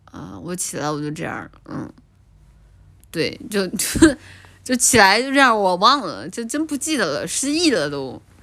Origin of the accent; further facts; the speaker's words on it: China; 我们作为中国人